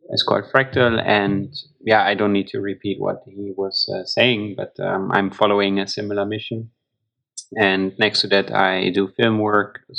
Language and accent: English; Germany; now in Netherlands; I'm originally from Germany.